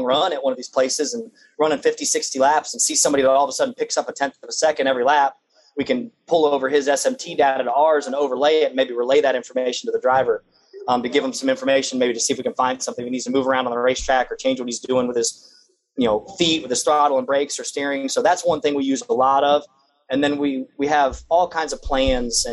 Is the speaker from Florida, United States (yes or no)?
yes; Daytona Beach, Florida, United States; born or raised there